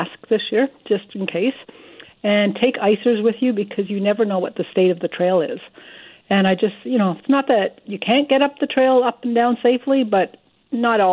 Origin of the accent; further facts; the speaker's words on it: Ontario, Canada; now in Alberta, Canada; I grew up in Ontario